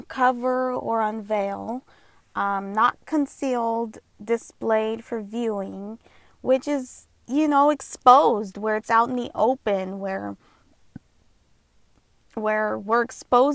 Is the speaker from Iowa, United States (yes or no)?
no; Southern California, United States; I was born and raised here in SoCal, in Southern California.